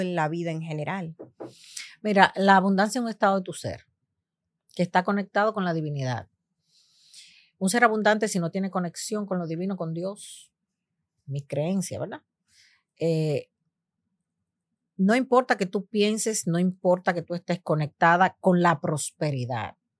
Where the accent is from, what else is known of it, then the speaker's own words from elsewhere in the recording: Dominican Republic; now in United States; Yo nací en los Estados Unidos y me crié gran parte de mi tiempo en República Dominicana, porque soy hija de padre dominicano y madre puertorriqueña